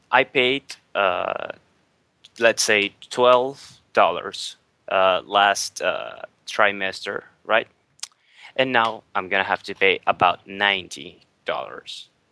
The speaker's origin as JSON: {"language": "English", "country": "Venezuela", "said": "I'm from Venezuela"}